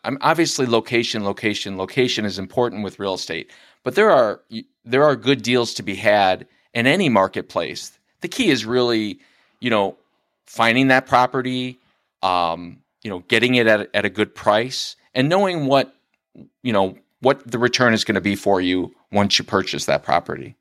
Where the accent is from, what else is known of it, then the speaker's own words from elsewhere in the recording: Lincoln Way area, Illinois, United States; now in Frankfort, United States; I'm originally from the Lincoln Way area.